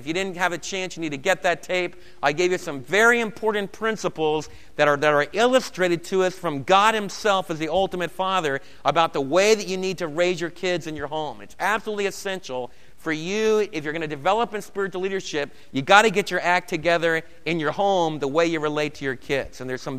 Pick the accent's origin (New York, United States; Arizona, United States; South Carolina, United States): New York, United States; Brooklyn; Now, I was raised in New York. If you haven't gathered from my accent, I think most of it's gone, but I can still talk about Torrey and Torrey Avenue in Brooklyn or the water. And I was raised back east.